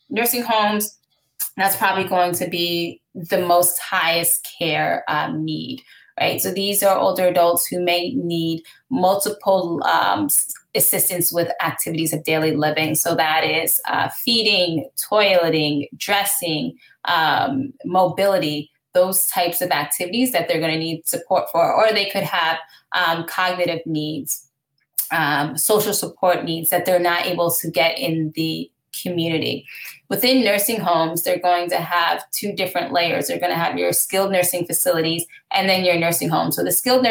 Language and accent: English; Gaithersburg, Maryland, United States; now in New York City, United States; I'm actually from Gaithersburg, Maryland. So Montgomery.